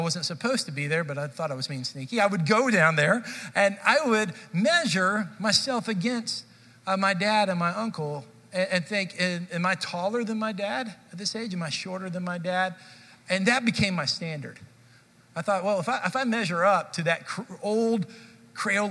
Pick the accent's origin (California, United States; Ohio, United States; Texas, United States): Texas, United States; Dallas; I grew up in Dallas